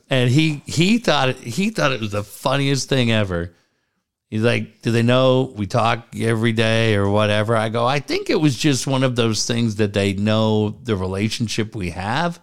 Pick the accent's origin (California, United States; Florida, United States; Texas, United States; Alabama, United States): California, United States; San Diego; I grew up in San Diego